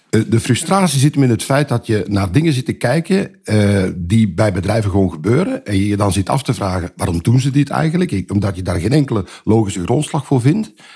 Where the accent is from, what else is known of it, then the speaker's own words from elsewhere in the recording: Belgium; ik ben Belg